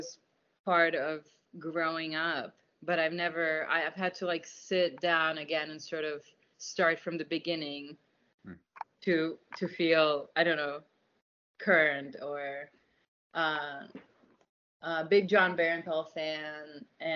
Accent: New York, United States; also born or lived in Russia; I'm from Queens

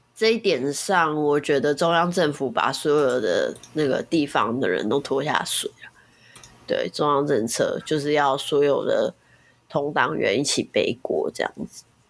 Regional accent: Kaohsiung, Taiwan; 我们高雄人

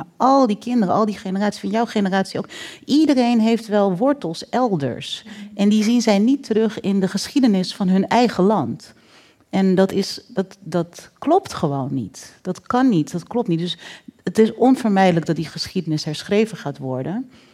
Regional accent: Netherlands; wij als Nederlanders

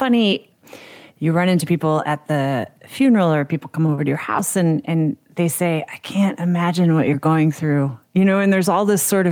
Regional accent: United States; as a kid growing up in America

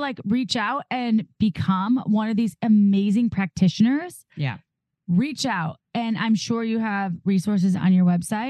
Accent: Midwest, United States; when I grew up in the Midwest

